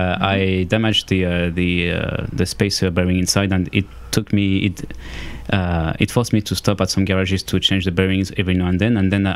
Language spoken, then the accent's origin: English; Auvergne-Rhône-Alpes, France; also born or lived in Lyon; From the French Alps.